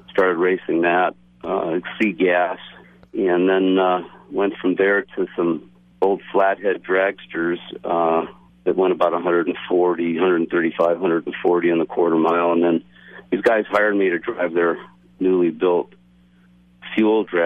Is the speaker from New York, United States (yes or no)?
no; Santa Rosa, California, United States; it right around my hometown here in Santa Rosa and San Rafael.